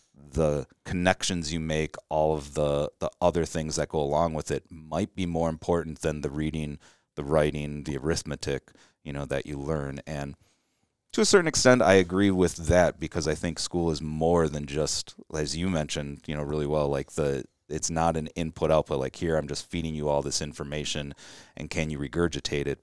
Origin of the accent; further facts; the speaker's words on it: Chicago, Illinois, United States; I grew up around Chicago